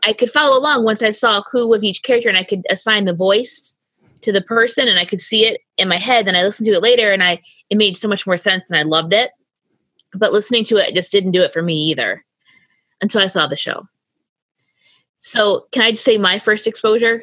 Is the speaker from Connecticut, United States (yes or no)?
yes; Connecticut, United States; I grew up in Connecticut, going to shows in school.